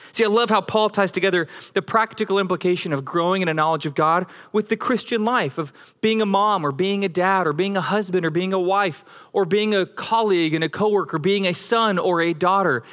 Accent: Denver, Colorado, United States; moved away; also born or lived in Flower Mound, Texas; I grew up in Denver, Colorado

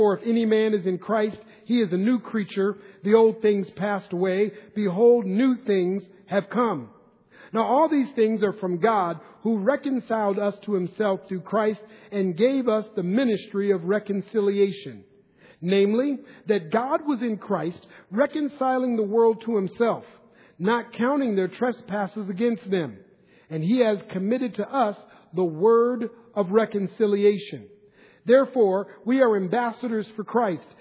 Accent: Minneapolis, Minnesota, United States; moved away as an adult; now in Northern California, United States; Growing up in Minneapolis, Minnesota, when I was young

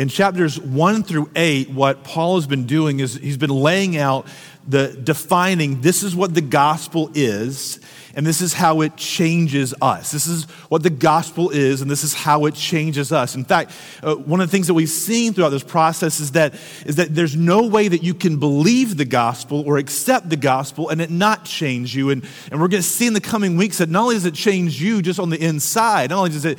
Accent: United States

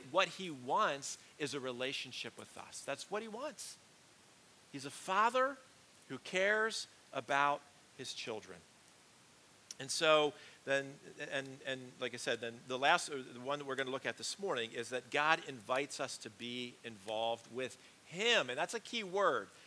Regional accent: Pennsylvania, United States; growing up in Pennsylvania, football is always a big thing

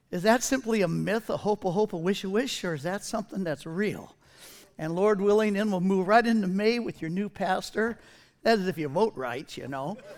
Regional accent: Southern California, United States; I was raised in Southern California in the seventies.

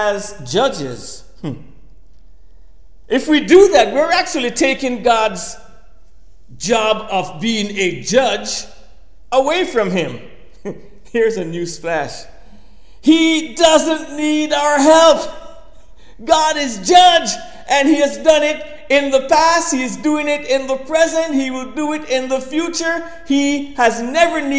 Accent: Kingston, Jamaica; I was a little boy growing up in Kingston, Jamaica.

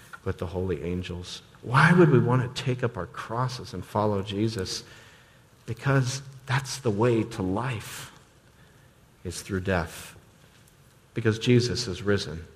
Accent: United States; us as American Christians

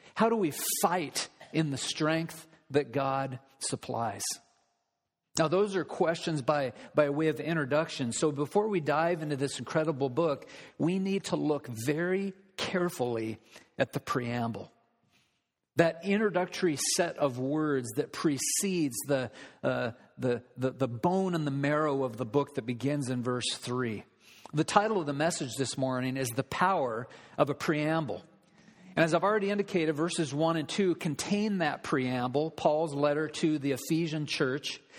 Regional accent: United States; we as American citizens

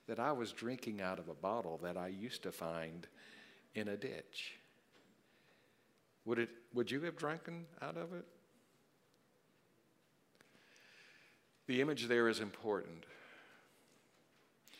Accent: South Carolina, United States; When I was a little boy growing up in South Carolina, I lived on a road called Pocket Road

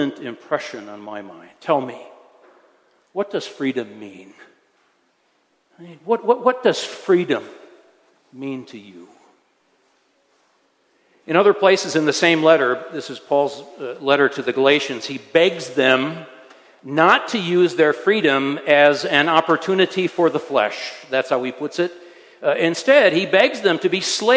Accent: Michigan, United States; now in Switzerland; I served a church for a time in my home state of Michigan

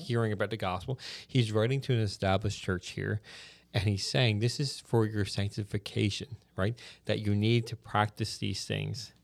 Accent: the Bay, Newfoundland and Labrador, Canada; I'm from the Bay

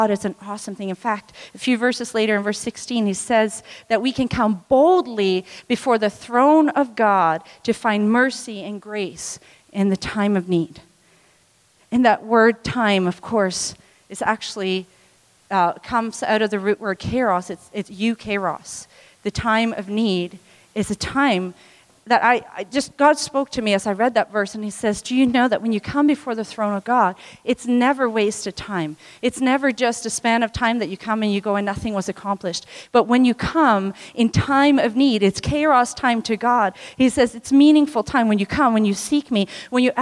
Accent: Tanzania; moved away; I was born in Tanzania

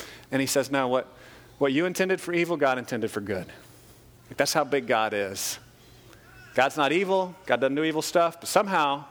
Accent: United States; as American Christians because as Americans, we're very isolated

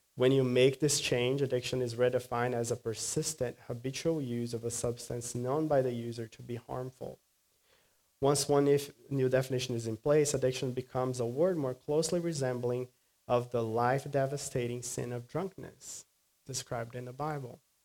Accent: Brazil; moved away; afternoons in Brazil are hot. My hometown is very hot

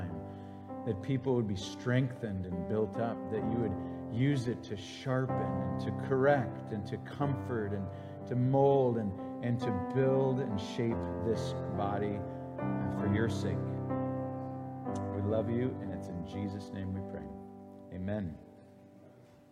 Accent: Green Bay, Wisconsin, United States; moved away; I am from Green Bay, Wisconsin, the motherland, America's team.

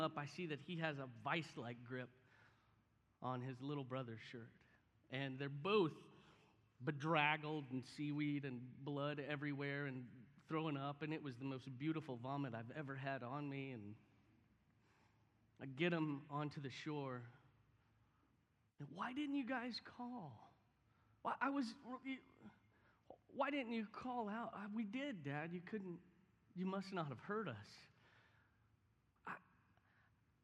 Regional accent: Houston, Texas, United States; I grew up in Houston

